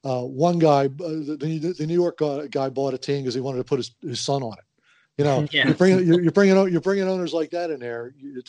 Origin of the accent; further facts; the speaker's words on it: Halifax, Nova Scotia, Canada; born there; Although Halifax, my hometown, my birth town, I should say, was a pleasant surprise